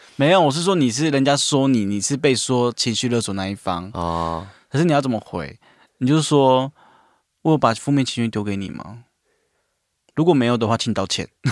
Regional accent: Taiwan; 我是小便是原住民，然后其实我们原住民的报告也是，通常都是基督教或天主教

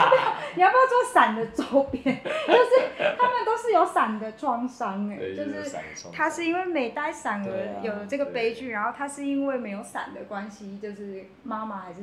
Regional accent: Taiwan; 我觉得这个就是身为一个台湾人的义务啦

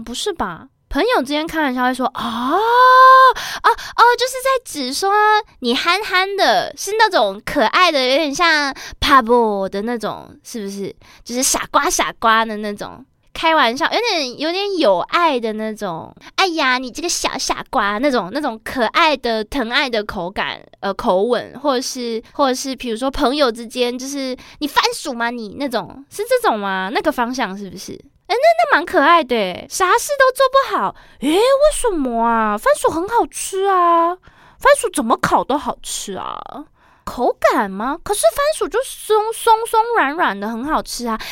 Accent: Taiwan; 我是在台湾读书长大的

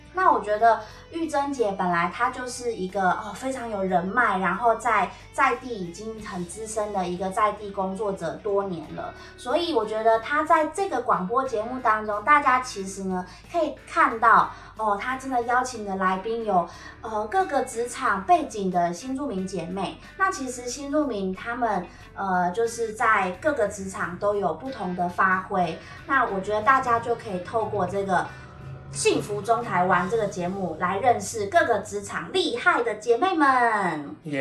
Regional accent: southern Taiwan, Taiwan; 都是南部人

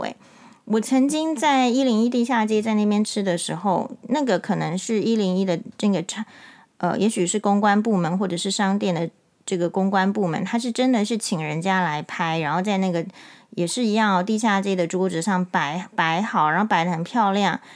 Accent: Taiwan; 我们台湾人习惯

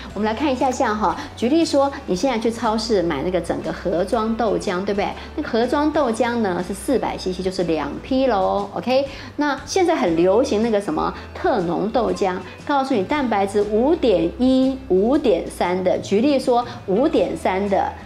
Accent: Taiwan; 我们台湾人

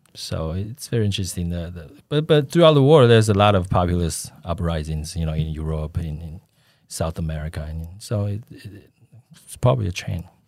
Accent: Taipei, Taiwan; moved away; also born or lived in United States; I grew up in Daan and Shinyi

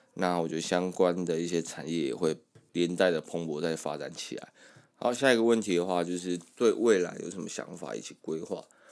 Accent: Kaohsiung area, Taiwan; moved away as an adult; now in Taipei, Taiwan; 我们从高中的时候就一直跑高雄市区

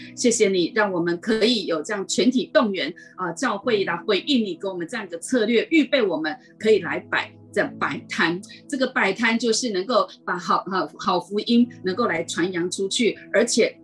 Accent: Taiwan; 台湾人哈，很喜欢逛夜市、逛街啊

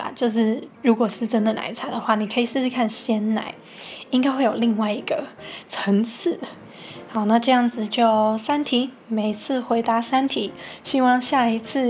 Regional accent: Hong Kong; now in Taiwan; 因为我是香港人嘛，然后原本呢也是计划在香港读大学。

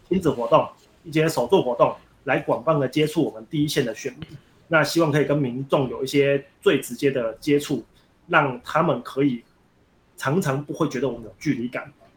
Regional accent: Pingtung County, Taiwan; 我们屏东这边长期空气品质不好

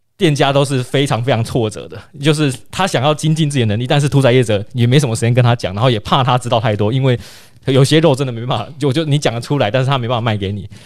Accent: Kaohsiung, Taiwan; moved away; also born or lived in Tainan; 我，我，我从小在高雄长大，然后高雄人的牛肉汤是屏东口味

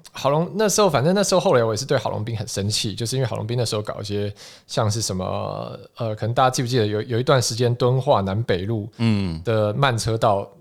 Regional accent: Taiwan; 我国高中的时候开始觉得说，啊，OK，我是台湾人，然后台湾认同开始萌芽

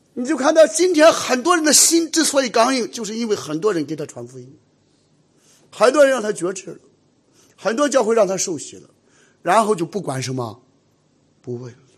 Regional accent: Shandong, China; moved away; 我们山东人

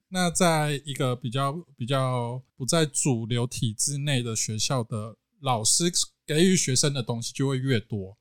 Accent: central Taiwan, Taiwan; also born or lived in Kaohsiung; 在回到中部之后，尤其这边又是我的出生地

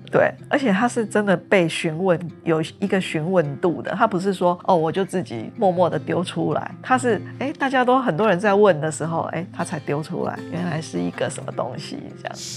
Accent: Tainan, Taiwan; 因为我是台南人嘛

